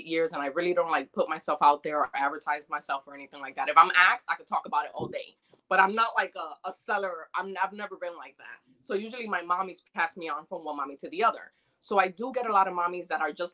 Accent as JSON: {"language": "English", "region": "New York", "country": "United States", "tie": "born or raised there", "also_born_or_lived": "Dominican Republic", "moved": "yes", "said": "I'm Dominican. I was born in DR, but I was raised in New York since I was 2.5."}